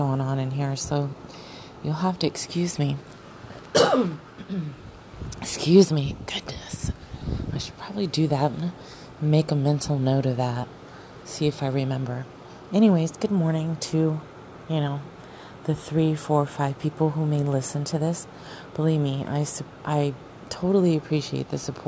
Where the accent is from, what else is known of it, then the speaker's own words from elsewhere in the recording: Arizona, United States; moved away; I grew up in Arizona